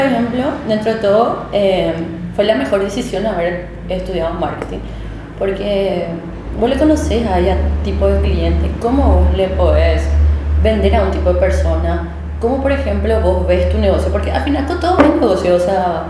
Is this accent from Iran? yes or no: no; Villa Elisa, Central, Paraguay; moved away as an adult; now in Asunción, Paraguay; yo realmente nací en Asunción, o sea, viví en esa zona donde estaba antes, que era la casa de mi abuela, ¿verdad? Entonces yo vivía ahí, viví hasta los 5 años, después me mudé a Villa Elisa